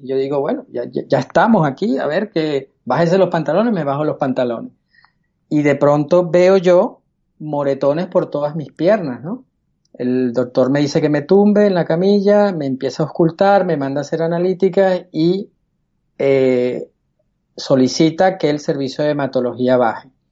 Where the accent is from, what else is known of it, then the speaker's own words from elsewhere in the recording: Caracas, Capital District, Venezuela; moved away as an adult; now in Spain; Nací en Caracas, Venezuela, en el año 71